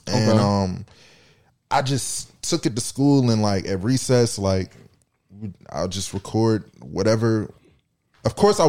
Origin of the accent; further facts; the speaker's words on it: Maryland, United States; I'm from the DMV. Well, Maryland.